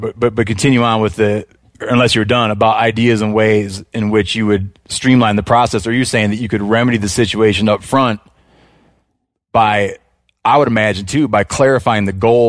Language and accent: English; Michigan, United States; They're not doing fantastic in the southern portion of my home state of Michigan, which is absent of them.